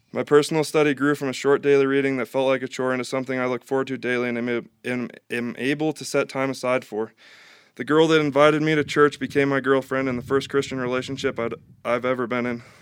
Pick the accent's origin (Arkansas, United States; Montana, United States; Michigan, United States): Montana, United States; Missoula; I grew up in a Catholic home in Missoula, Montana.